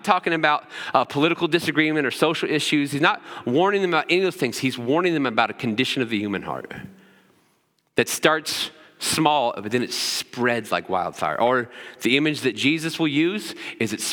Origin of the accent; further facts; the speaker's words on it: Cloverdale, Indiana, United States; I grew up in Putnam County. I grew up in a little town called Cloverdale